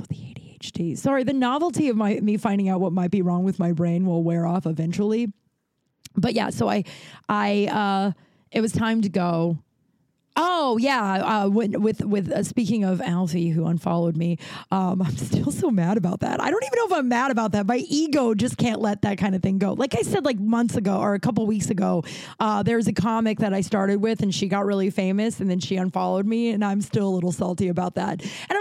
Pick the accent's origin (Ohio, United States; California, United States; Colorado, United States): Colorado, United States; now in Los Angeles, United States; I'm from Colorado and I know how to ride a horse